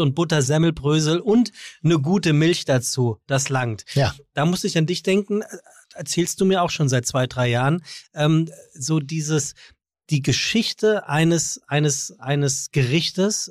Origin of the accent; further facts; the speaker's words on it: Frankfurt, Hesse, Germany; moved away as an adult; now in Hamburg, Germany; aus Frankfurt komme ich ja